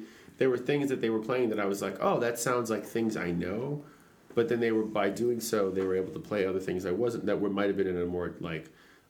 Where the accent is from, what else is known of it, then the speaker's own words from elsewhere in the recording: Maine, United States; also born or lived in San Pedro; when I moved to Maine when I was, like, eight and a half or so, went up from San Pedro